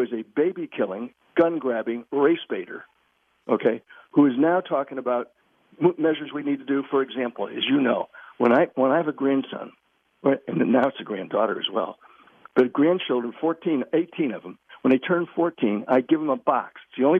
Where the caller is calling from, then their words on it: Virginia, United States; I'm calling you from Virginia.